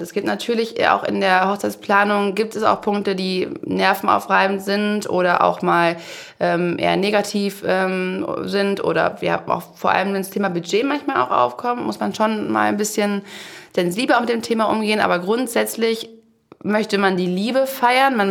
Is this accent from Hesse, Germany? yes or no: no; Aulendorf, Baden-Württemberg, Germany; ich komme aus Aulendorf